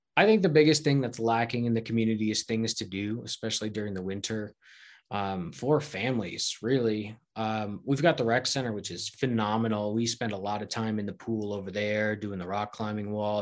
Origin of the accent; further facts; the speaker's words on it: Connecticut, United States; moved away as an adult; now in Gunnison, United States; moved back to where I grew up in Connecticut.